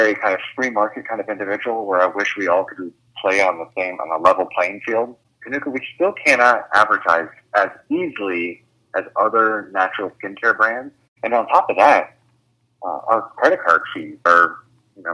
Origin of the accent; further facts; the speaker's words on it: Ohio, United States; I'm from Ohio, so I'm from a very rural, probably more conservative area